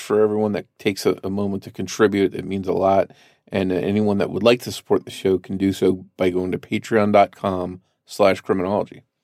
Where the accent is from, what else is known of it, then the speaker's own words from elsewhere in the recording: New Jersey, United States; The area I grew up in New Jersey was close to a military base